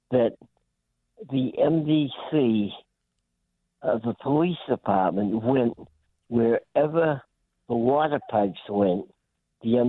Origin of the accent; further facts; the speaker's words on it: Medford, Massachusetts, United States; now in Woburn, United States; I grew up in Medford. I was born at the Lawrence Memorial Hospital